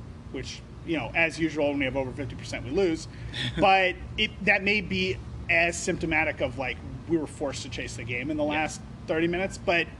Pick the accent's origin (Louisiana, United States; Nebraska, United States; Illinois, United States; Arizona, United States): Nebraska, United States; moved away as an adult; I was from Nebraska.